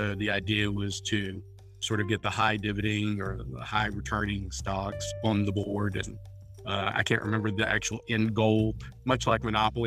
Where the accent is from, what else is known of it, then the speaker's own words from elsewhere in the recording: New Orleans, Louisiana, United States; moved away as an adult; now in Vestavia Hills, United States; I'm originally from the New Orleans area. I was born and raised there.